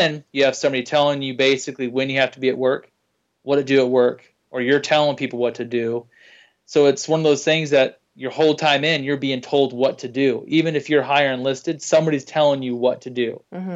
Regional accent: Oregon, United States; moved away as an adult; now in Boise, United States; I'm from Oregon, and January of 06, I moved to Boise, Idaho, this area here, and I've been here since then.

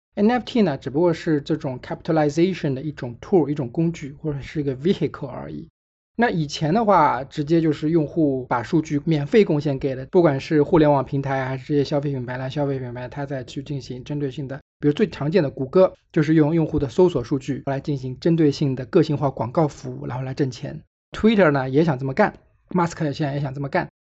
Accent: China; 虽然我是中国人

